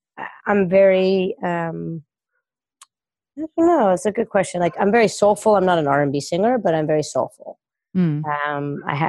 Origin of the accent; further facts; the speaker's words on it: Los Angeles, California, United States; also born or lived in New York; born in Northern California, I was raised in Los Angeles and started coaching in Los Angeles and lived here for many years.